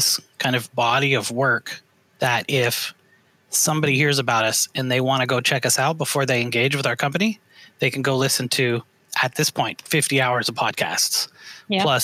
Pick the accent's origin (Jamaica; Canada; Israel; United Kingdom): Canada; moved away as an adult; now in United States; I came to the U.S. about the same time you did, because I'm from Canada originally